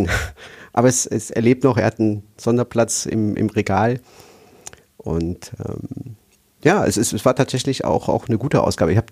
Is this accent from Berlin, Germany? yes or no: no; Aachen, North Rhine-Westphalia, Germany; Also ich, da kann ich einfügen, dass ich eigentlich aus Nordrhein-Westfalen komme. Also ich bin in Aachen